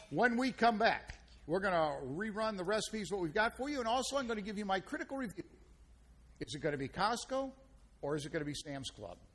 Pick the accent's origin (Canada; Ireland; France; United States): Ireland; And I'm Irish, and, and, and we never tell a lie.